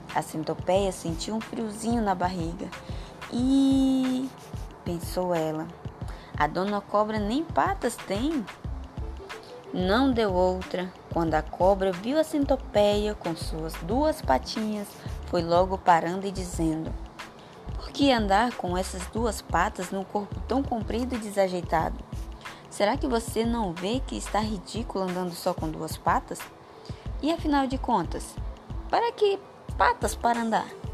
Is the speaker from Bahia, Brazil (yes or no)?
no; São Félix do Xingu, Pará, Brazil; sou de São Félix do Xingu, Pará